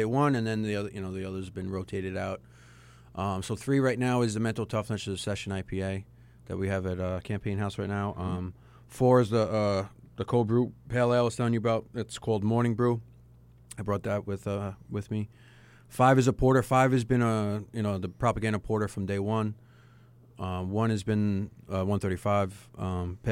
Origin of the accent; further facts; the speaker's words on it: Bethpage, New York, United States; I grew up in Bethpage